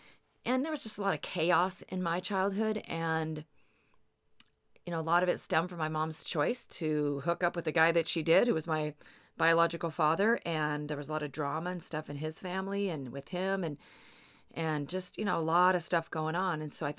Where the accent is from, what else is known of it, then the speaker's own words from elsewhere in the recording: Seattle, Washington, United States; I'm from the Seattle area, and there was this neighborhood called the Highlands.